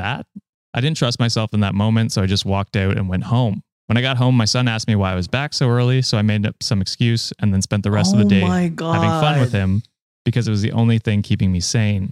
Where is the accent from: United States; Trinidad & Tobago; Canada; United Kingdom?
Canada; I am Canadian